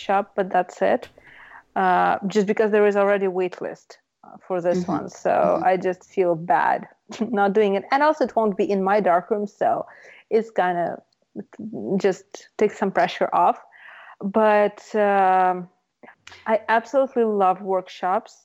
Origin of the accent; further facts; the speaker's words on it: Russia; moved away; I come from Russia